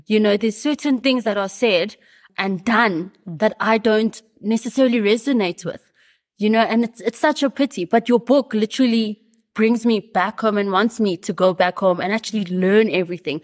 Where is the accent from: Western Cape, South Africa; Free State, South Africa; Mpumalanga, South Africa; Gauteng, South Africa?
Gauteng, South Africa; Johannesburg; born and bred in Johannesburg.